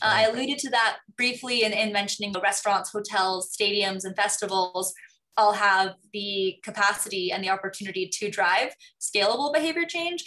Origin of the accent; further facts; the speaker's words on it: Hong Kong; moved away; also born or lived in New York; I grew up in Hong Kong